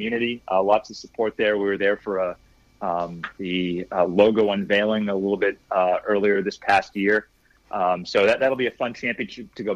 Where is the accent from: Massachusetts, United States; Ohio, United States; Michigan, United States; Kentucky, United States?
Massachusetts, United States; moved away; I'm from Massachusetts, so can't wait to go home, see some family and friends